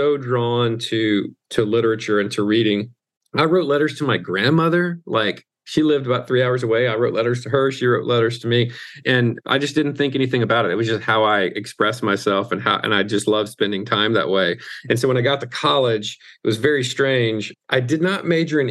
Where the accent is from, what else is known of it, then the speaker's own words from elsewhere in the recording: Mississippi, United States; I'm from the South, I'm from Mississippi